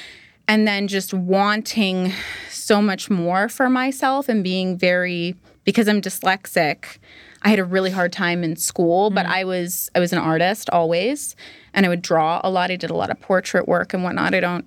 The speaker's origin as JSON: {"language": "English", "town": "Barrie", "region": "Ontario", "country": "Canada", "tie": "born or raised there", "first_language": "English", "said": "I grew up in Barrie, Ontario"}